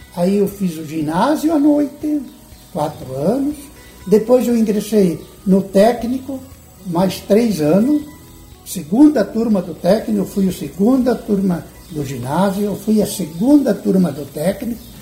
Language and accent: Portuguese; Tucunduva, Rio Grande do Sul, Brazil; moved away; also born or lived in Goiânia; eu sou natural do Rio Grande do Sul, eu nasci num pequeno município chamado Tucunduva, que pertencia aos, a Santa Rosa